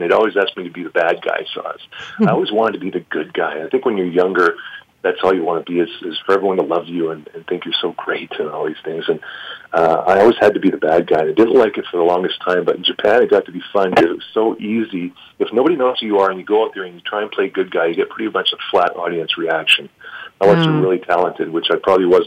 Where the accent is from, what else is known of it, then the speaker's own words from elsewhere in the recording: Vancouver, British Columbia, Canada; now in Calgary, Canada; I'm from Vancouver originally